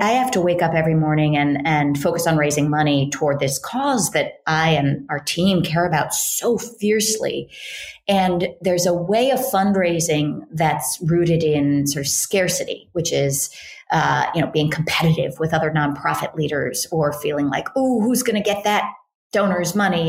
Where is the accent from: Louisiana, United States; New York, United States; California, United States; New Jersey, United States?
California, United States; Berkeley; I grew up in Berkeley, California, in a sort of liberal Jewish family